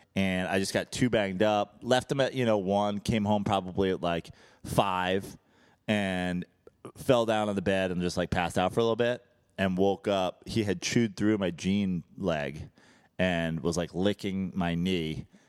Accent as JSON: {"language": "English", "town": "Brooklyn", "region": "New York", "country": "United States", "moved": "yes", "lives_now": "Los Angeles, United States", "said": "I am here from Brooklyn"}